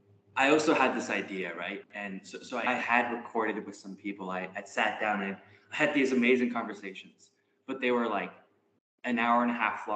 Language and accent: English; Canada; I'm in M25. I'm also from Canada, and actually, like Julia, we're both Chinese Canadian